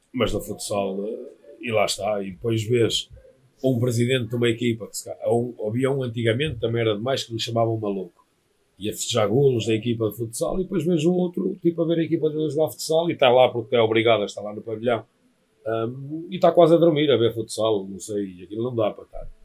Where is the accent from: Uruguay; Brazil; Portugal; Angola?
Portugal; como português